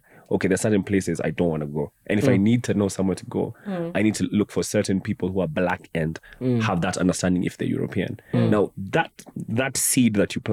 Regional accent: Kenya; now in London, United Kingdom; I'm an expat from Kenya

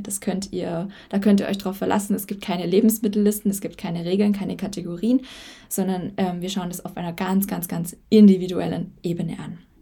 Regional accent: Germany; moved away as an adult; now in Spain; ich äh, Deutsche bin, also ich bin in Deutschland geboren

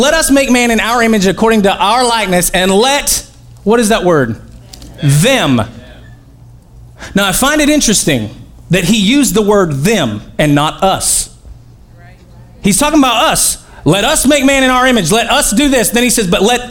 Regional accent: Oklahoma, United States; I'm from Oklahoma

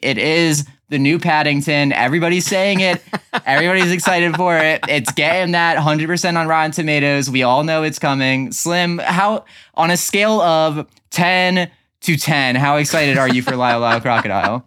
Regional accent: Dover, Delaware, United States

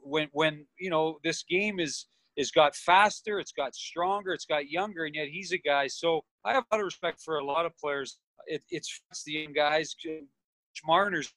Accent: Toronto, Ontario, Canada; We grew up in Toronto, both of us

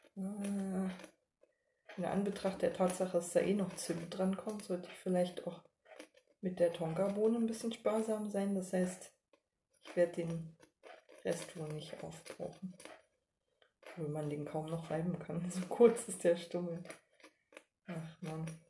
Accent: East Germany, Germany; ich als Ostdeutsche

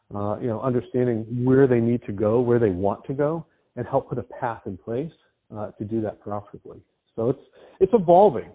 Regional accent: East Coast, United States; I grew up on the East Coast

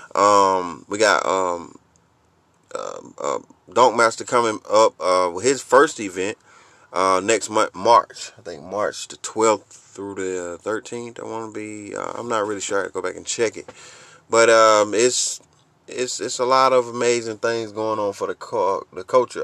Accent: Georgia, United States; my hometown of Georgia

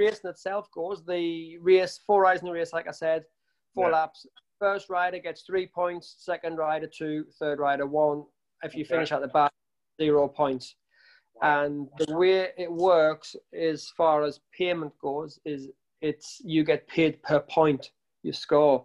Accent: Sunderland, North East England, United Kingdom; now in the Midlands, United Kingdom; I live in the Midlands now. I'm from Sunderland originally

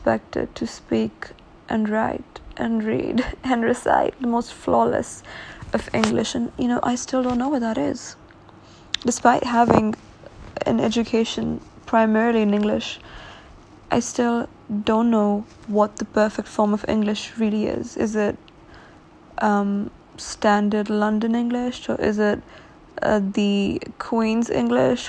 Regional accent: Lahore, Punjab, Pakistan; coming from my home country, Pakistan, and in Lahore

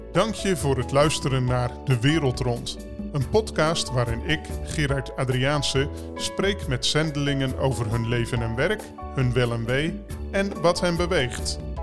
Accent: Netherlands; voor ons als Nederlanders

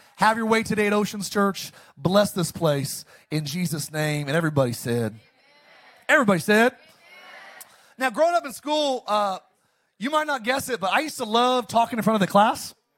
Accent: Palmdale, California, United States; I grew up in Palmdale, Lancaster

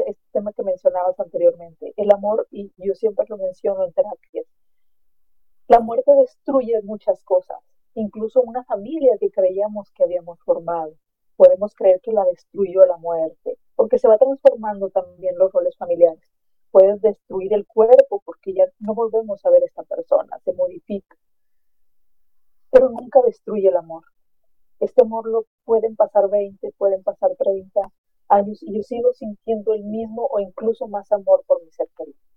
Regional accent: Mexico; Yo soy de México y en México celebramos a nuestros muertos el 2 de noviembre

